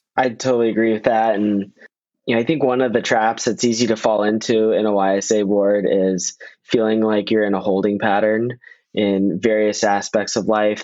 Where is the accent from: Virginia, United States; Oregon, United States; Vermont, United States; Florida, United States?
Virginia, United States; Northern; I'm a local. I'm from Northern Virginia